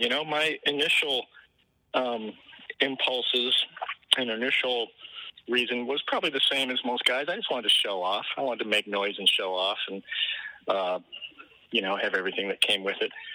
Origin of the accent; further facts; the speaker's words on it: Detroit, Michigan, United States; also born or lived in Ann Arbor, Michigan; now in Nashville, United States; I was born and raised in Michigan, and I was born in Ann Arbor, and I grew up in the Detroit area